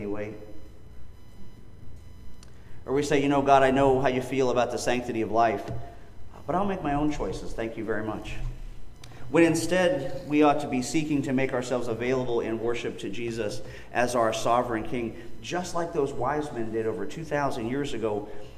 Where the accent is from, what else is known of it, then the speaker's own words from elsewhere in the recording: Pennsylvania, United States; growing up in Pennsylvania